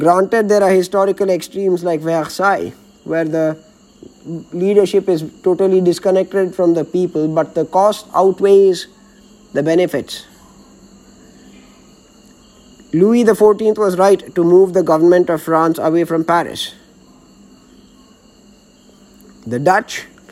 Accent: Bangalore, Karnataka, India; My hometown of Bangalore happens to be the most important city and the capital of Karnataka

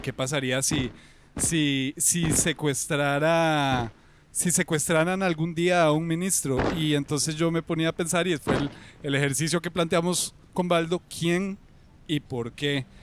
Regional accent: Costa Rica; moved away; also born or lived in Colombia; Yo soy tico, pero eh, viví 10 años allá

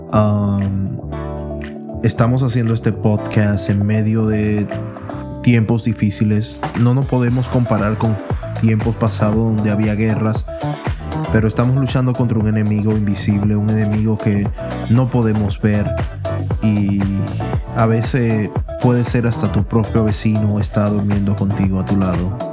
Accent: Dominican Republic; moved away; otros somos dominicanos de pura cepa

